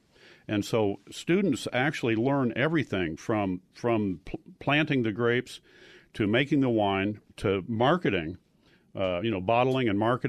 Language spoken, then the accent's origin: English; Indiana, United States; also born or lived in Tucson, Arizona; now in Cornville, United States; I grew up in Indiana.